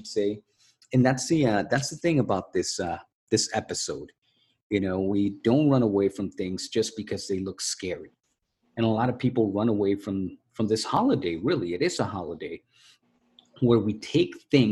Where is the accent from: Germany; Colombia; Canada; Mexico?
Mexico; moved away; when we were growing up in Mexico